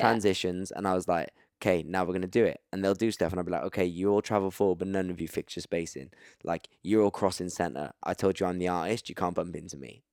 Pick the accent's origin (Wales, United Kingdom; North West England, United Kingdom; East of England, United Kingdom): Wales, United Kingdom; Cardiff; I'm from Cardiff.